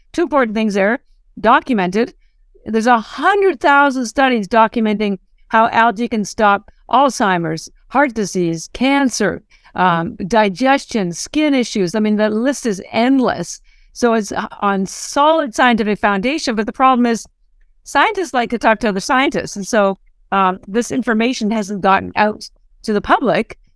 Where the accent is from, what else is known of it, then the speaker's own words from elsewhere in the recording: Canada; moved away as an adult; now in Boston, United States; I'm actually Canadian, but I've lived in Boston thirty-odd years